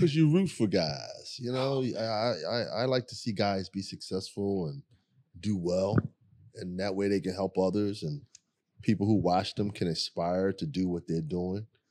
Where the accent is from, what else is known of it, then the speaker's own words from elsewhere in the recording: Philadelphia, Pennsylvania, United States; growing up in South Philly